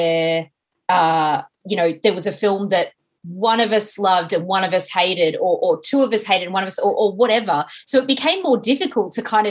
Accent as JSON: {"language": "English", "region": "England", "country": "United Kingdom", "said": "I'm so English"}